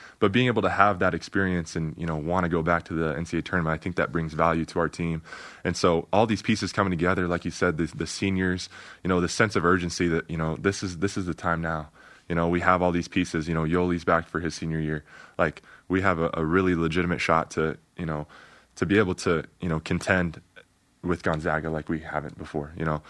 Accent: Iowa, United States; born there; Nick Nurse, he's an Iowa guy. And, you know, I was born in Iowa. My dad's family's from Iowa.

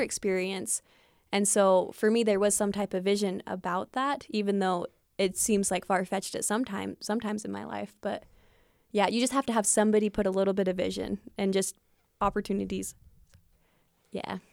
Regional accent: Fillmore, Utah, United States; moved away as an adult; growing up in Fillmore

